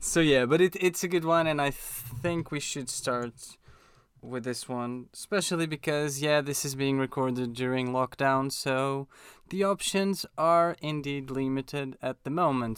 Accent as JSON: {"language": "English", "country": "Portugal", "moved": "yes", "lives_now": "London, United Kingdom", "said": "we're both from Portugal."}